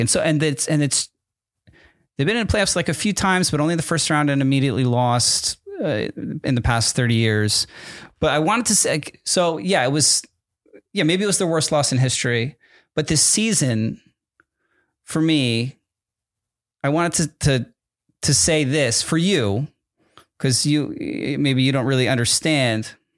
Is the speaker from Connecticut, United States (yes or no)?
yes; Connecticut, United States; also born or lived in New Jersey; I was born in New Jer-, New Jersey, moved to Connecticut when I was in the middle of third grade.